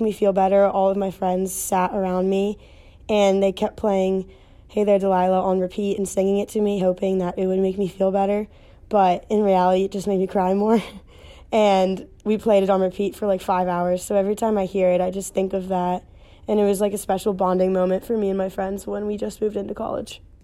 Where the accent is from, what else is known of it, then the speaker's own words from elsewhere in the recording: Pennsylvania, United States; moved away as an adult; I'm from Pennsylvania